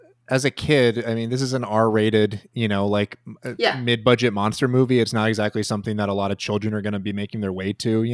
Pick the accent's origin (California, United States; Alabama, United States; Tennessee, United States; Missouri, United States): Missouri, United States; St. Louis; I grew up in St. Louis